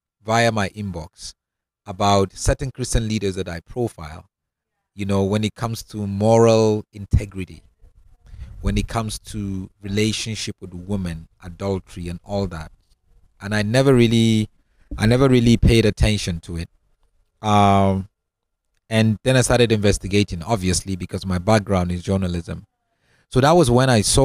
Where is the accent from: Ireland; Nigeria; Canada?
Nigeria; Northern Nigeria; moved away as an adult; also born or lived in Cape Town, South Africa / Europe; now in Johannesburg, South Africa; I am originally from Nigeria. You know, I was born and grew up in the northern part of Nigeria, and left Nigeria years ago to come down and study in Cape Town.